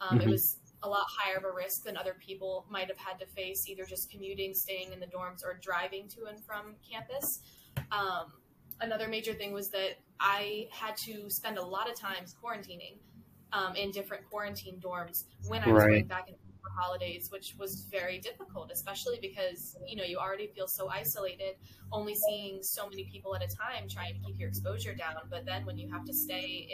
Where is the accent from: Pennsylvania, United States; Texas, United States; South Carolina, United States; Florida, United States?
South Carolina, United States; moved away as an adult; now in New Jersey, United States; I am not from Jersey, like you said. I'm actually from South Carolina, which is quite a distance, quite a journey to get here.